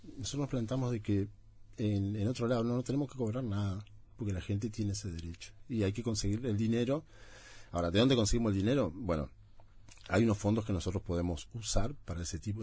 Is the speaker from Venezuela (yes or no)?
no; Montevideo, Uruguay; yo soy de ese bar soy del oeste no soy nacido en la Teja viví 30 años en la Teja